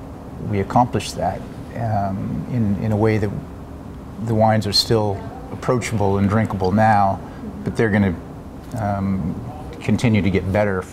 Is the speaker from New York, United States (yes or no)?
no; Southern Oregon, United States; I grew up in Southern Oregon, so I'm very interested in possibly doing something down there. In fact, my parents still have a cattle ranch down there.